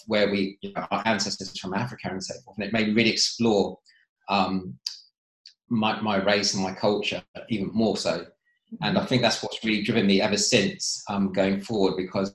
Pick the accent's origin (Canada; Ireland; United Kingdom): United Kingdom; Bracknell, South East England; also born or lived in Reading; We grew up in Bracknell and went to school, then we went to Reading after that.